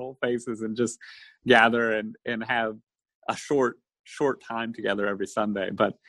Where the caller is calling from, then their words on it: Goldsboro, North Carolina, United States; I am calling in from Goldsboro, North Carolina. It's in eastern North Carolina. It's about an hour west of the coast, the eastern coast of the United States. And it's about 45 minutes east of Raleigh